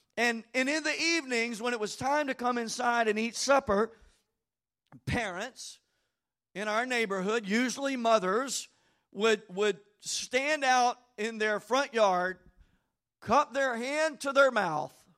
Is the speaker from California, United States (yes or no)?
no; Bossier City, Louisiana, United States; I lived in Bossier City. I grew up in Old Green Acres subdivision